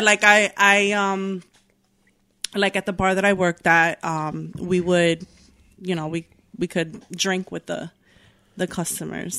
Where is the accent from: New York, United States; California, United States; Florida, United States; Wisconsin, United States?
New York, United States; Newburgh; also born or lived in Bronx, New York / Yonkers, New York; I grew up in Newburgh. Um, I moved up here when I was seven.